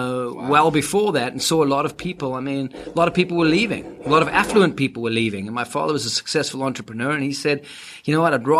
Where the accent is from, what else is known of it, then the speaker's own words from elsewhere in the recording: Cape Town, Western Cape, South Africa; first language English; now in United States; growing up in Cape Town was just a gift